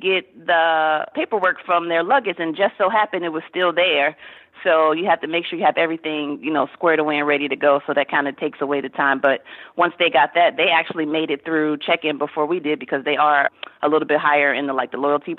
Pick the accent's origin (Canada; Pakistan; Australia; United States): United States; D.C., Virginia; I am from Virginia area outside of Washington, D.C.